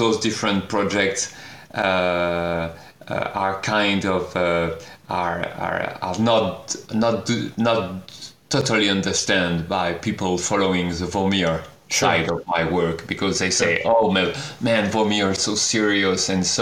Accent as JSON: {"language": "English", "country": "France", "second_language": "English", "said": "I am French, and I am speaking English with you."}